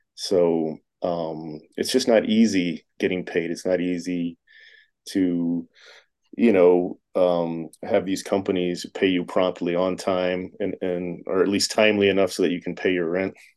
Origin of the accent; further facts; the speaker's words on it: Tampa, Florida, United States; now in Las Vegas, United States; growing up in Florida